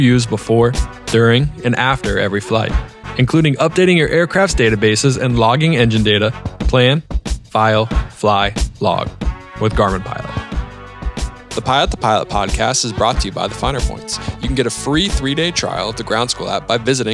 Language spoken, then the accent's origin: English; East Coast, United States; I'm from the East Coast